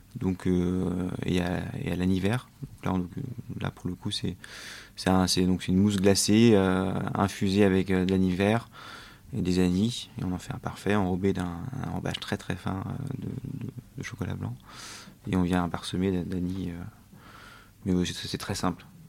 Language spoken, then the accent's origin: French; France; also born or lived in Australia; moi, en tant que Français